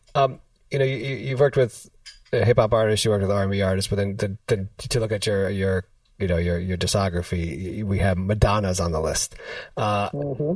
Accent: New York City, New York, United States; I'm from I'm from New York City

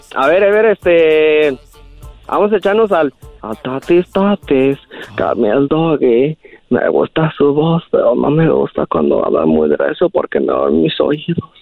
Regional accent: Guadalajara, Jalisco, Mexico; also born or lived in Zacatecas; now in Modesto, United States; soy de allá de Jalisco y Zacatecas

